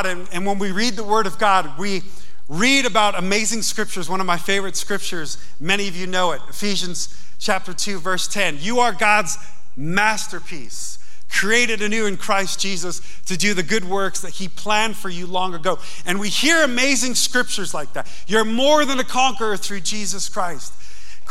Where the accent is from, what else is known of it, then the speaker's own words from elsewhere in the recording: Yonkers, New York, United States; I grew up in Yonkers, New York.